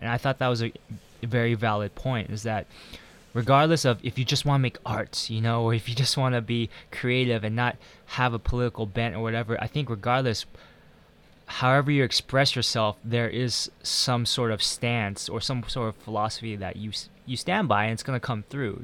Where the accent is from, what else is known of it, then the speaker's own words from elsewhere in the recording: United States; also born or lived in Taiwan; being American or being Asian American